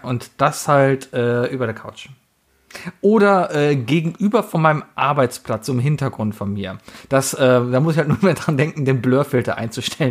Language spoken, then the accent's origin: German; Cologne, North Rhine-Westphalia, Germany; Born and raised in Köln-Mauenheim bin groß geworden